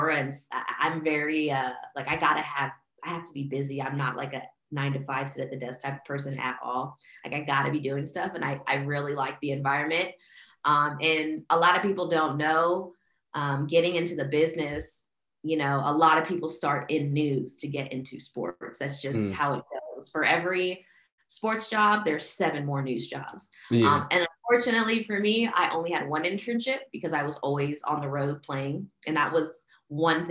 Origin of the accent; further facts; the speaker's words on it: Hayward, California, United States; moved away as an adult; also born or lived in Newark, California / Tracy, California; now in Atlanta, United States; I'm originally from Hayward, California, Bay Area. Moved out of the Bay to go to school in Atlanta on a volleyball scholarship